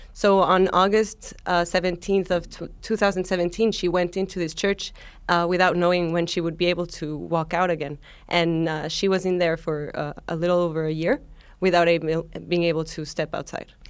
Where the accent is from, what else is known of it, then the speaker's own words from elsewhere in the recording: Mexico; now in New York City, United States; I'm originally from Mexico